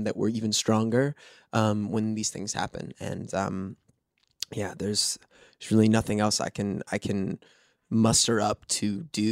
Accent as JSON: {"language": "English", "town": "New York City", "region": "New York", "country": "United States", "said": "I am from New York."}